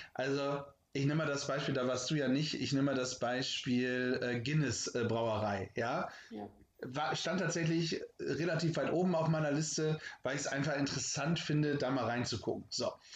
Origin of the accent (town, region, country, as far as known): Germany